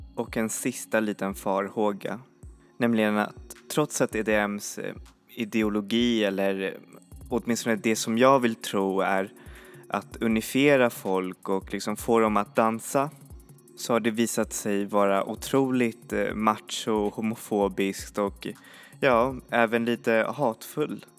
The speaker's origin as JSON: {"language": "Swedish", "country": "Sweden", "said": "vi svenskar"}